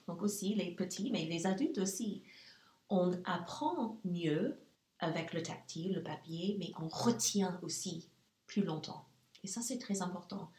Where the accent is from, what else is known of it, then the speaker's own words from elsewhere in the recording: Nashville, Tennessee, United States; French is a second language; moved away as an adult; also born or lived in Germany; now in Luxembourg; je suis née aux États-Unis. Mon enfance a, eu lieu aux États-Unis. Euh, je viens du Sud, en fait, et ça, c'est assez spécial, on peut dire. Je viens de Nashville, Tennessee, et j'en suis très fière.